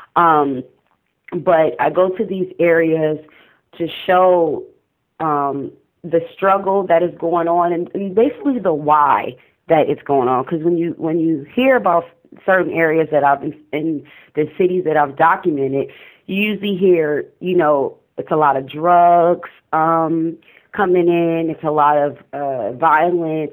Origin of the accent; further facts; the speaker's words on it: Oakland, California, United States; I'm from East Oakland